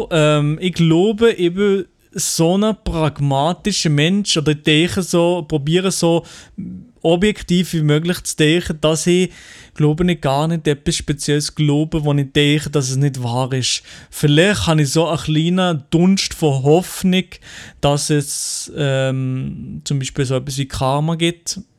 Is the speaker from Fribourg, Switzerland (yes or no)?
yes; Fribourg, Switzerland; accent: Freiburg dialect; Also am liebsten habe ich natürlich meinen eigenen Dialekt, den Freiburger Dialekt, den schönsten Dialekt, den es auf dem Planet gibt, oder?